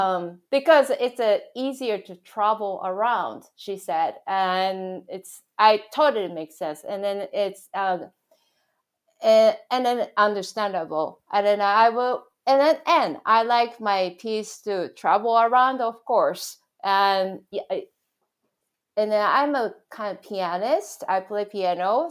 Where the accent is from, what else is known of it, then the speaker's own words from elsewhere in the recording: Japan; moved away; my background growing up in Japan